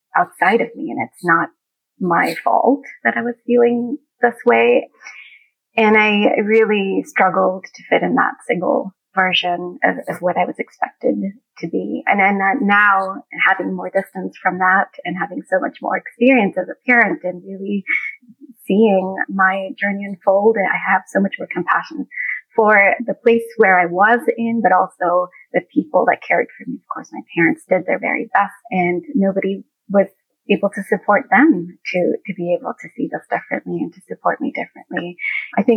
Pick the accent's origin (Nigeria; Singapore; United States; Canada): Singapore; as an immigrant family growing up in Singapore at the time